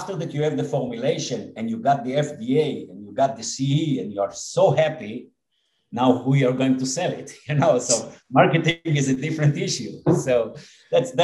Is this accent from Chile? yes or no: no; Israel; I was born and raised here in Israel, and most of my life have been spent here in Israel